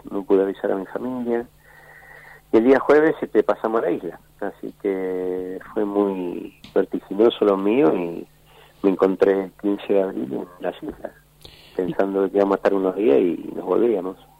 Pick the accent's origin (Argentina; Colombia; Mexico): Argentina; Ingeniero Budge, Buenos Aires Province; also born or lived in Santiago del Estero; yo me crié, soy santiagueño, pero me crié en Ingeniero Bulge.